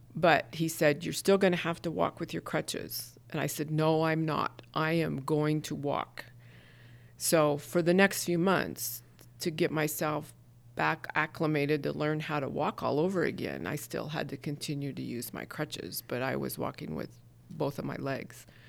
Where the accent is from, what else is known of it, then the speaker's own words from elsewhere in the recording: Havre, Montana, United States; moved away as an adult; also born or lived in New York City; my hometown, born and raised there